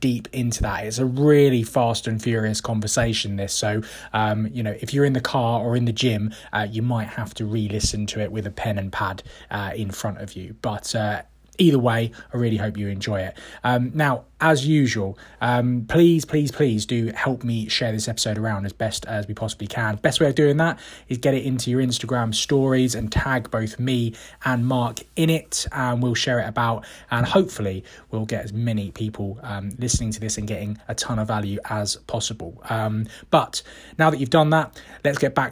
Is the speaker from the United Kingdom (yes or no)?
yes; London, United Kingdom; As a Londoner